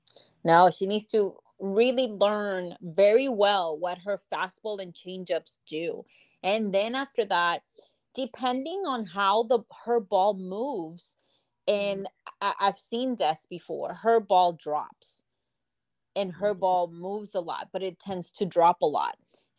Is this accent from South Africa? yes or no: no; Puerto Rico; Oh, I miss home so much. I get to go. I try to go, you know, at least once a year. Or every other year. I do have my grandparents there and some family as well. I grew up with softball because my mom was part of the Puerto Rico nati